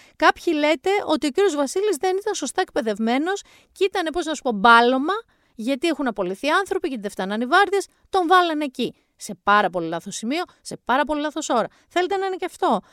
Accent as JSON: {"language": "Greek", "area": "Mani", "region": "Peloponnese", "country": "Greece", "said": "την πατρίδα μου"}